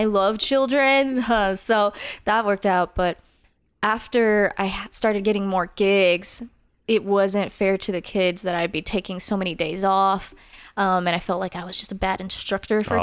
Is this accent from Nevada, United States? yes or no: yes; Las Vegas, Nevada, United States; I grew up in Northeast Las Vegas